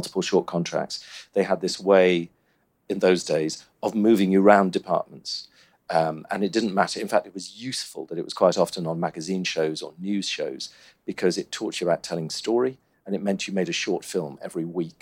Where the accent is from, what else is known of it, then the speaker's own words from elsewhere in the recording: Cornwall, South West England, United Kingdom; moved away as an adult; also born or lived in Warwick; I grew up in Cornwall